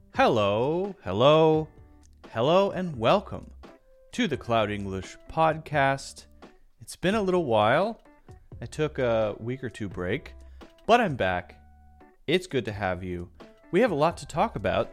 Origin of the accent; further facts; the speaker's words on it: United States; I identify as American